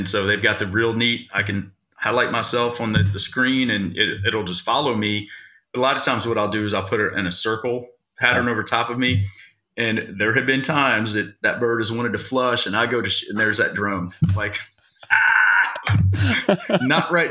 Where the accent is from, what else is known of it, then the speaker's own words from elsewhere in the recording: Virginia, United States; now in Trafalgar, Indiana, United States; I'm originally from Virginia